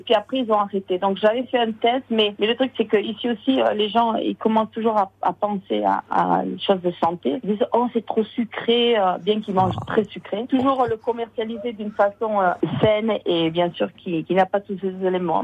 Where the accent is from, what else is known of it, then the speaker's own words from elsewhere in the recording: Irouléguy, Nouvelle-Aquitaine, France; moved away as an adult; now in Los Angeles, United States; je suis euh, à la base euh, d'élevée à Iroulégui